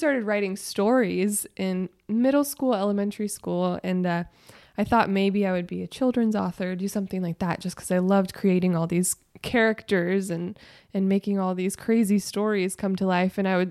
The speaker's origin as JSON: {"language": "English", "town": "Nashville", "region": "Tennessee", "country": "United States", "tie": "born or raised there", "said": "I was born and raised in Nashville"}